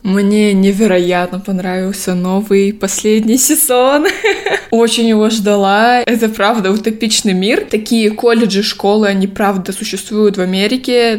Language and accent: Russian; Almaty, Kazakhstan; я активистка из Казахстана, города Алматы.